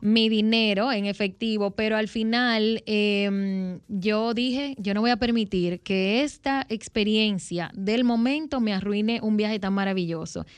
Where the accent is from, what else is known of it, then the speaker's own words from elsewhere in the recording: Dominican Republic; en mi país, República Dominicana